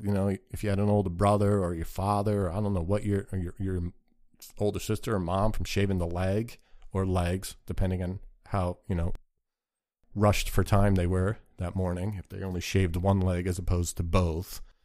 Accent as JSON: {"language": "English", "country": "United States", "tie": "born or raised there", "said": "growing up in the United States of America"}